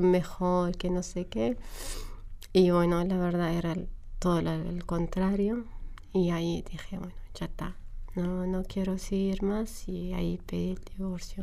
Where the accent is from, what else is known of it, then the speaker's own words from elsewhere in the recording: Homs, Homs Governorate, Syria; Spanish is a second language; moved away as an adult; also born or lived in Damascus; now in Argentina; viví en Homs hasta que terminé la universidad y me fui a Damasco a trabajar